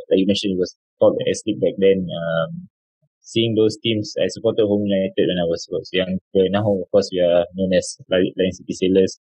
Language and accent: English; Singapore; moved away as an adult; also born or lived in Malaysia; as a young boy as a Singaporean uh, boy